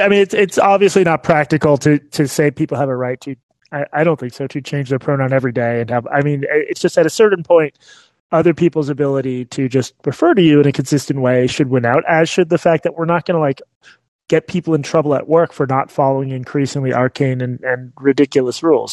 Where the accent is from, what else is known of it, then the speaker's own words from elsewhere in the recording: Massachusetts, United States; moved away as an adult; now in Texas, United States; growing up in Massachusetts